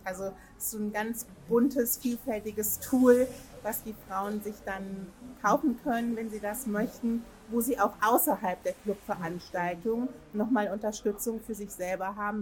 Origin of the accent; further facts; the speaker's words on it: Hanover, Lower Saxony, Germany; Hanover City